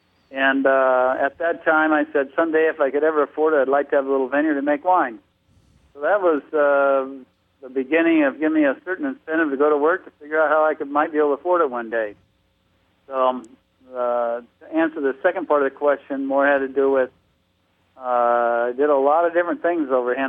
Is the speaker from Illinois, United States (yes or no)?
no; California, United States; What prompted me to get involved here, I moved from Southern California to Northern California to go to school.